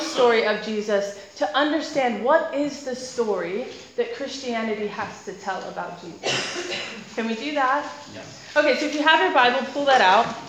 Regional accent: United States; now in United Kingdom; As an American

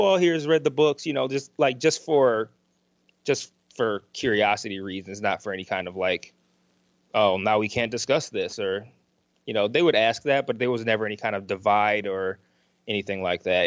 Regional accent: Detroit, Michigan, United States; I'm from Detroit

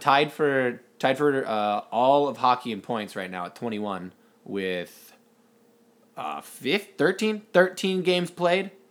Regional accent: Saint Charles County, Missouri, United States; where I grew up in Saint Charles County

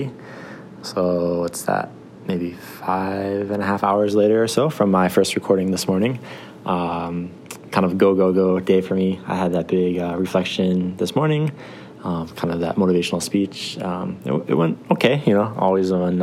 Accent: Michigan, United States; moved away as an adult; now in Japan; I'm from Michigan originally

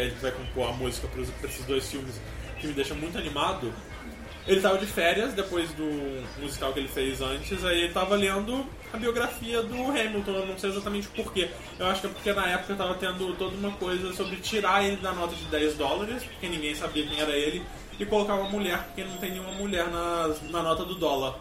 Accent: Minas Gerais, Brazil; como mineiro eu me sinto ligeiramente chamado de caipira

